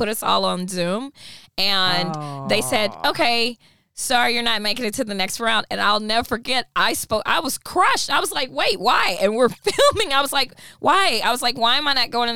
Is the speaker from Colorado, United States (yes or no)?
no; Texas, United States; moved away as an adult; now in Los Angeles, United States; I'm from Texas, originally from Texas